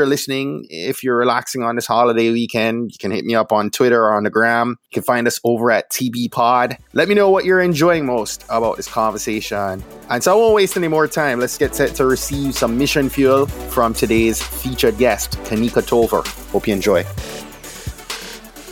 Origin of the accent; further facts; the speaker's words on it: Jamaica; also born or lived in Florida; now in DC area, United States; I grew up in Jamaica, lived in Florida, and met my wife in Florida